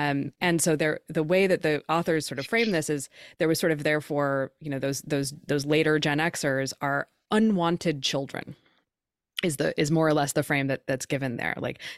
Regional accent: Oregon, United States; I'm from Oregon, where that's how we funded everything for a long time.

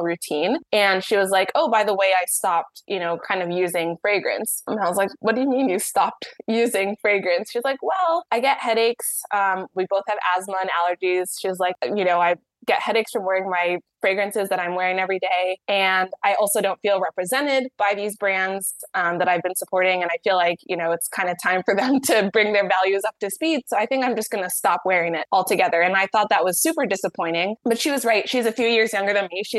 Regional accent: Dayton, Ohio, United States; I grew up in Dayton, Ohio.

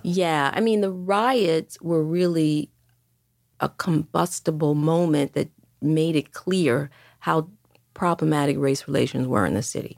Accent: Detroit, Michigan, United States; moved away as an adult; also born or lived in New York; I grew up in Detroit throughout the sixties and seventies.

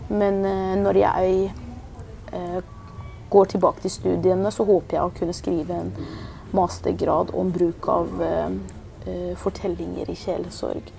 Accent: Oslo, Norway; also born or lived in Iran; Både om min barndom i Iran, om min flukt, mm. om oppveksten i Oslo

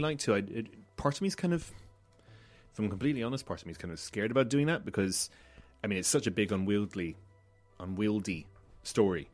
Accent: Malta; Growing up in Malta

